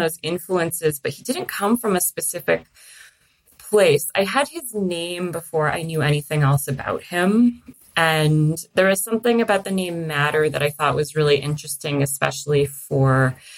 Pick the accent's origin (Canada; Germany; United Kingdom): Canada; Toronto, Ontario; I grew up in Toronto in Canada